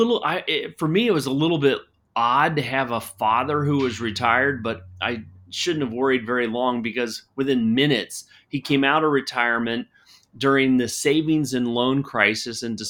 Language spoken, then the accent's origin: English; Cincinnati, Ohio, United States; moved away as an adult; now in Arizona, United States; I was born and raised in Cincinnati, Ohio